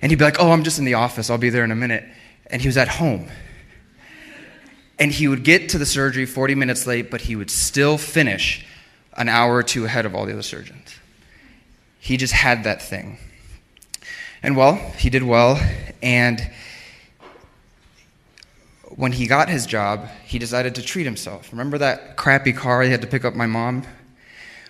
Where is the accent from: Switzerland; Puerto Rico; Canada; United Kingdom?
Puerto Rico; Arecibo; I'm from Arecibo, Puerto Rico. I was born there